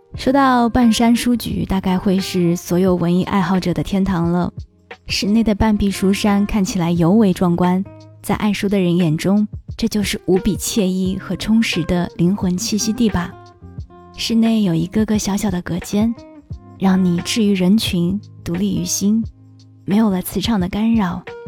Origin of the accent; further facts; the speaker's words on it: Shanghai, China; 作为一个土生土长的上海人